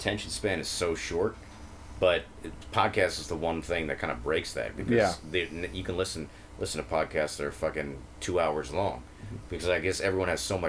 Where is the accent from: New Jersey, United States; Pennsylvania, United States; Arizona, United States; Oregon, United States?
New Jersey, United States; I'm from New Jersey, so I live in my parents'